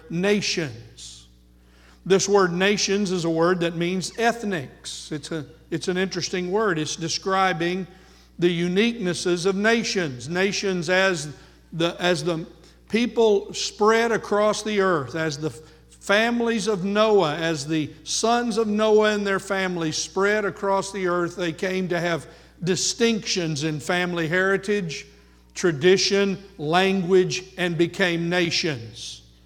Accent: United States; first language English; Born here, most of us in the United States of America

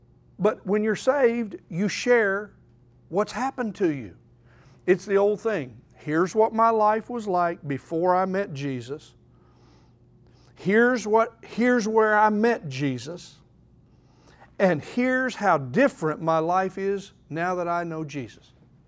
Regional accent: Oklahoma City, Oklahoma, United States; There was this fellow when I grew up in Oklahoma City, Dell City, Oklahoma.

